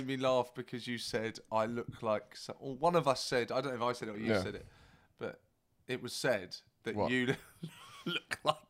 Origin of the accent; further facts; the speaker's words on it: Brighton, South East England, United Kingdom; I grew up in Brighton, and I started in Brighton